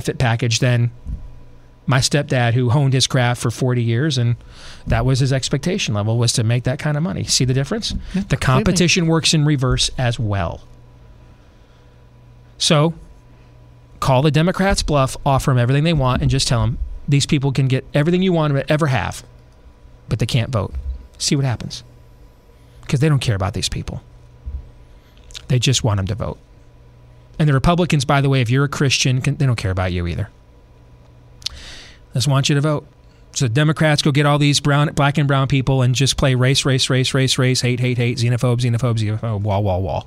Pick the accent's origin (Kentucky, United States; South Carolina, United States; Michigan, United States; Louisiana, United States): Michigan, United States; I grew up in Michigan.